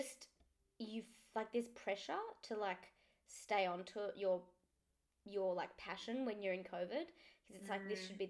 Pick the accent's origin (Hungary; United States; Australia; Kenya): Australia; Melbourne, Victoria; I moved from Melbourne girls to VCAS